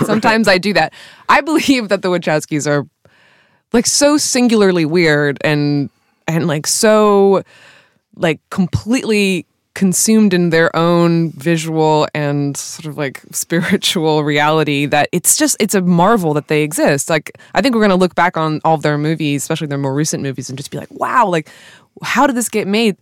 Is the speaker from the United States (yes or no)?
yes; California, United States; being a Californian.